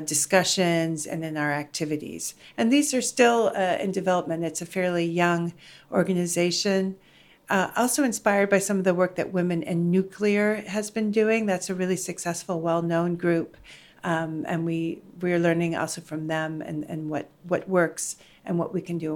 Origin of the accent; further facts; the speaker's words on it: United States; also born or lived in Netherlands; I'm American and Dutch.